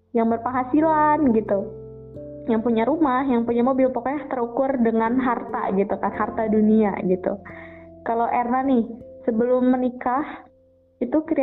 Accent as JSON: {"language": "Indonesian", "town": "Bogor", "region": "West Java", "country": "Indonesia", "tie": "born or raised there", "said": "lahir di Bogor tanggal 12 Juli tahun 2000."}